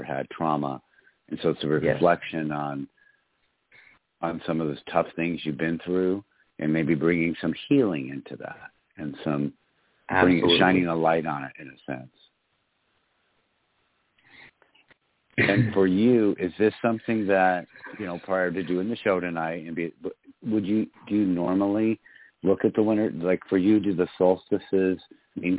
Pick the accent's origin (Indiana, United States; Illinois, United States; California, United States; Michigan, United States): Michigan, United States; my home state of Michigan